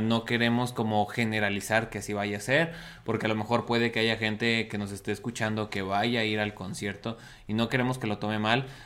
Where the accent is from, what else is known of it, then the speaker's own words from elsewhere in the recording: Mexico; now in Mexico City, Mexico; Como buen mexicano, dejamos todo hasta el último.